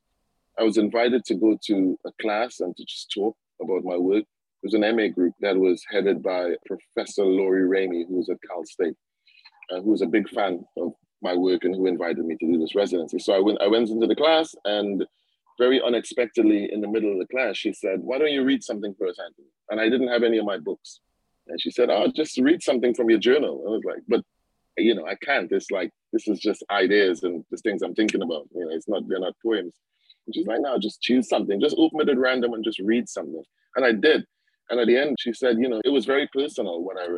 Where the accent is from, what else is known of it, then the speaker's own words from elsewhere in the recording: Trinidad & Tobago; The sense of Caribbeanness and being a Trinidadian was kind of there